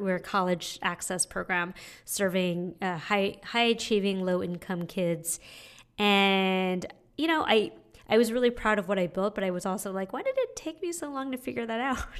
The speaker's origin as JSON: {"language": "English", "town": "San Francisco", "region": "California", "country": "United States", "tie": "born or raised there", "also_born_or_lived": "Montreal", "moved": "as an adult", "lives_now": "New York, United States", "said": "I was born and raised in San Francisco"}